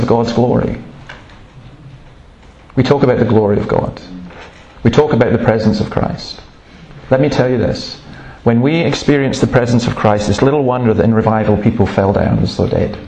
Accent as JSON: {"language": "English", "region": "Scotland", "country": "United Kingdom", "said": "I'm Scottish"}